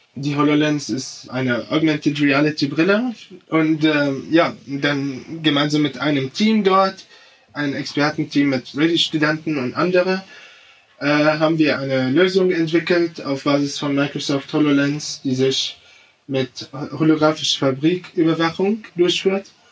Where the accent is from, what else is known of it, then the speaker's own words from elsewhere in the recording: Damascus, Damascus Governorate, Syria; now in Germany; ich komme aus Syrien. Ich, ich komme aus Damaskus. Ich bin in Damaskus aufgewachsen.